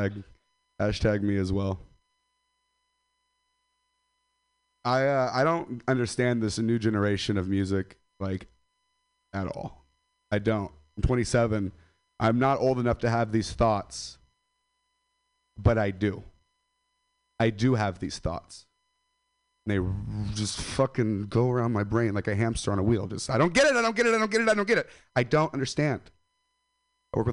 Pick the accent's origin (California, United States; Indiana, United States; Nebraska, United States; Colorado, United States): California, United States; Stockton; Stockton, California. I'm from Stockton